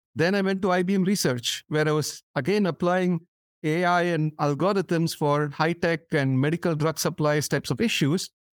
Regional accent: India; moved away as an adult; as a kid growing up in India

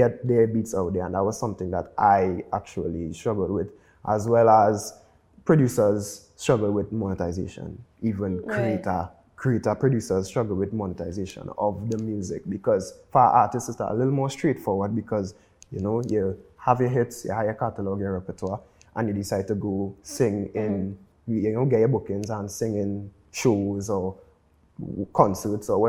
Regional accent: Trinidad & Tobago; I'm from Trinidad

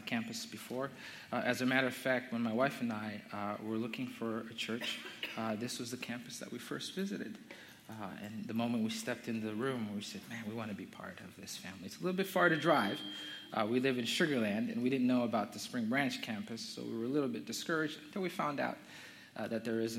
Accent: Zambia; moved away; I'm from Zambia. I was born and raised in Zambia

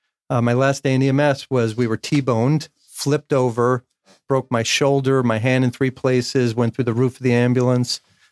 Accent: North Bergen, New Jersey, United States; So I grew up in Hudson County, North Bergen, New Jersey.

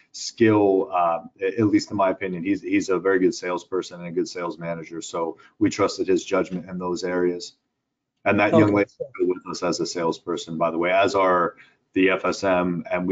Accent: Pittsburgh, Pennsylvania, United States; moved away as an adult; now in Houston, United States; I live in Houston, I grew up in Pittsburgh

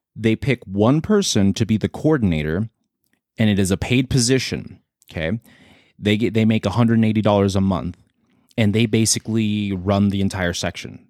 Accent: San Diego, California, United States; I was born in San Diego.

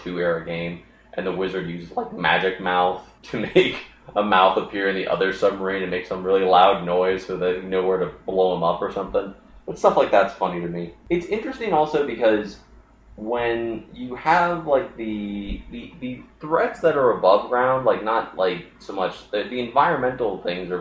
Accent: Baltimore area, Maryland, United States; I was born at the Baltimore Hospital, and we lived out in the sticks.

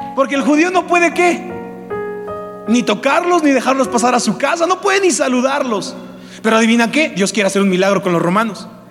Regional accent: Mexico; nosotros como mexicanos

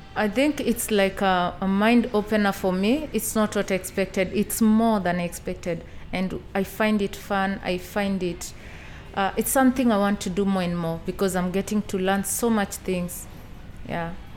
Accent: Kenya; moved away; I come from Kenya and I'm 28 years old.

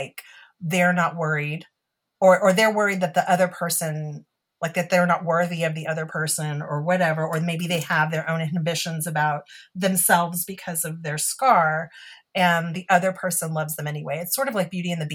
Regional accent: Texas, United States; being Texan

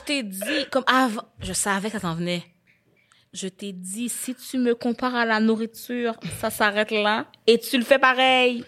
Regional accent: Quebec, Canada

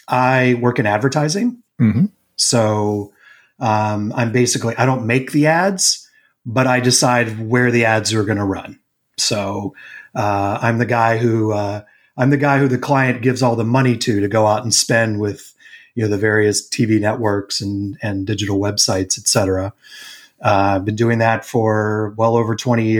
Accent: Raleigh, North Carolina, United States; moved away as an adult; also born or lived in New York / Boston; now in Chicago, United States; I grew up in Raleigh.

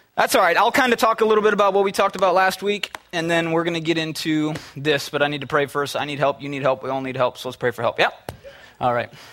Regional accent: Minnesota, United States; moved away as an adult; now in California, United States; I'm from the Midwest, from Minnesota. We had a PE teacher that was crazy, absolutely crazy. He made us dance in class, in high school

